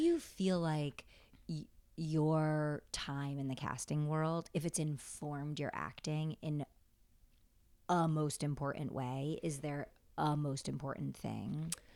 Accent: upstate New York, United States; now in New York City, United States; I grew up upstate

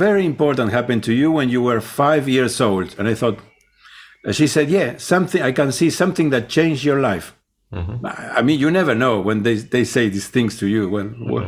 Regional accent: Rosario, Santa Fe, Argentina; English is a second language; moved away as an adult; also born or lived in London; I grew up in Rosario, which is a city, not Buenos Aires, but it's like 3 hours away. It's like the second city in the country.

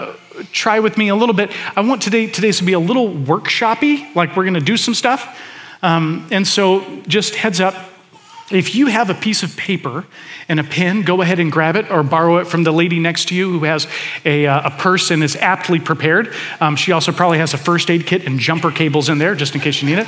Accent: Atlanta, Georgia, United States; moved away; I was born in Atlanta, spent the first chunk of my life there

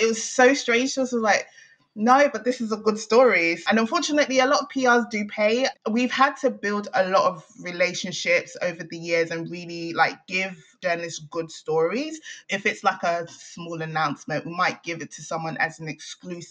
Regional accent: Nigeria; moved away; being Nigerian

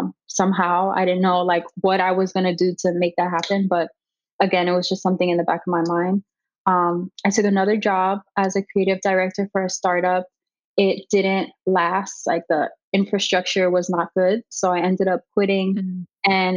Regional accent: Miami, Florida, United States; Born and raised in Miami. I've lived here my whole life.

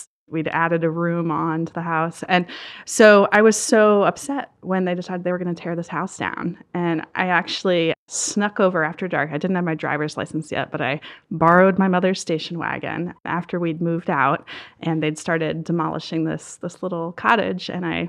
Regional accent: Maryland, United States; I grew up down in Southern Maryland, right on the water in this beautiful old brick cottage, and it was an idyllic childhood.

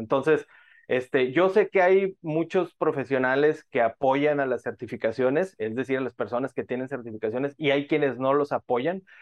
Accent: Monterrey, Nuevo León, Mexico; Yo soy de Monterrey, México, una ciudad conocida como la capital industrial de nuestro país, de México.

